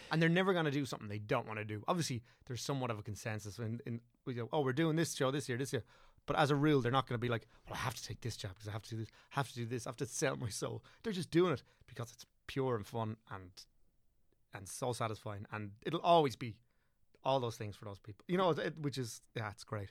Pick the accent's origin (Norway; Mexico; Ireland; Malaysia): Ireland; southeast Wicklow, Leinster; also born or lived in Dublin / England; southeast Wicklow, so, like, Rotherham was where, where I grew up, and, like, went to school